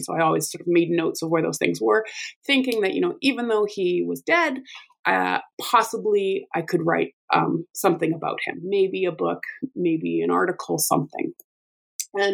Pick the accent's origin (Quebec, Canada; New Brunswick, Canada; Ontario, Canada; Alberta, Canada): Alberta, Canada; So I'm from Alberta and have the amazing fortune of working in the same place that I grew up and did my undergraduate degree.